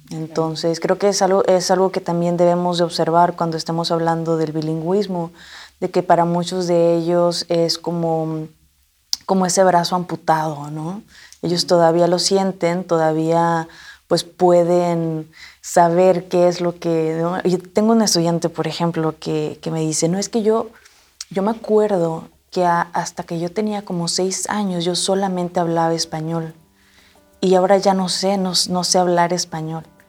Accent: Mexico; now in United States; sintiéndome más mexicana que el mole

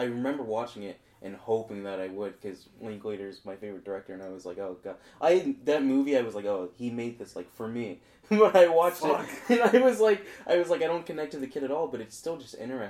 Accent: Port St. Lucie, Florida, United States; No, I'm from Port St. Lucie.

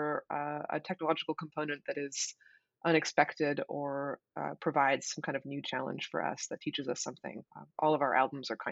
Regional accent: Portland, Oregon, United States; I'm from Portland

